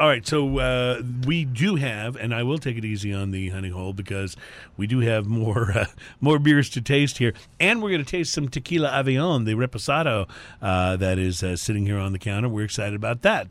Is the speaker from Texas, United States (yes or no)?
yes; Houston, Texas, United States; we're from Houston. We make no bones about that the, the show is heard everywhere, but, uh, we are from Houston